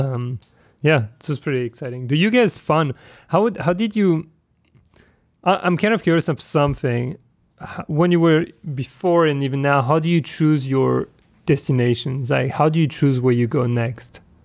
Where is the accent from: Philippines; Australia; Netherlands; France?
France; I'm from France